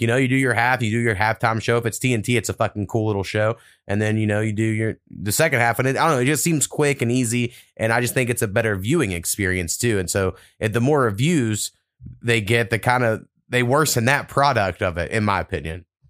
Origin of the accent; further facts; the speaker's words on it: Oklahoma, United States; I grew up in being in Oklahoma